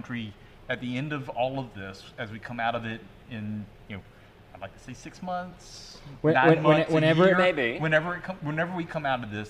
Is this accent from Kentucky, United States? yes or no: no; South Carolina, United States; moved away as an adult; now in Louisiana, United States; both of us are not from here originally. We're both from. We grew up in South Carolina. I haven't lived in South Carolina though in 20-something years, 26 years.